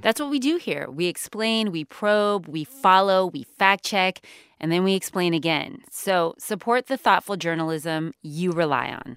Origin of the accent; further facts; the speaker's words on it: California, United States; California, my home state